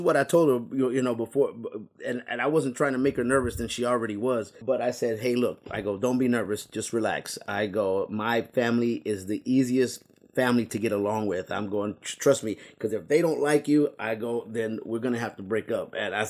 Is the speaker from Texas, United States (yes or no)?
yes; San Antonio, Texas, United States; now in Houston, United States; even though I'm from originally from San Antonio, and I do like the Spurs, but living in Houston for a while